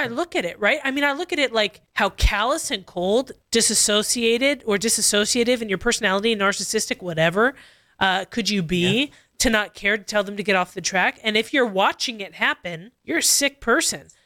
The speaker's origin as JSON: {"language": "English", "town": "Costa Mesa", "region": "California", "country": "United States", "tie": "born or raised there", "said": "I grew up in Calvary Chapel, Costa Mesa"}